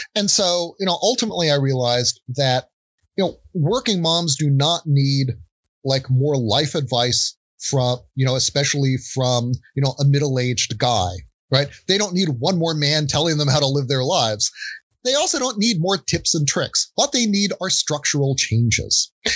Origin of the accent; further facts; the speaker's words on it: United States; growing up in the States